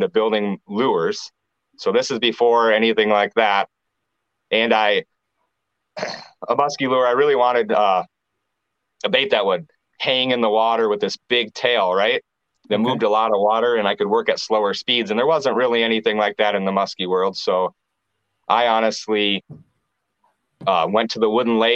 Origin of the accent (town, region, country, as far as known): Clear Lake, Iowa, United States; born or raised there; also born or lived in Cedar Rapids, Iowa